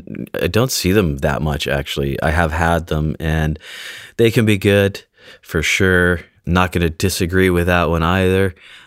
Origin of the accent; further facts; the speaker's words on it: British Columbia, Canada; I grew up on Vancouver Island, about 10 minutes south of a city called Nanaimo, which apparently that's where these come from.